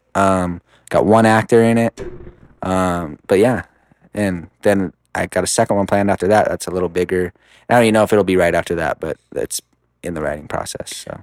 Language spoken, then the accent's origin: English; Rupert, Idaho, United States; I'm from Rupert